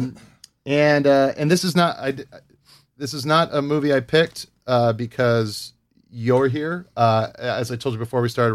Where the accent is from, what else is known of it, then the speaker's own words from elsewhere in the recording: Hawaii, United States; I grew up in Hawaii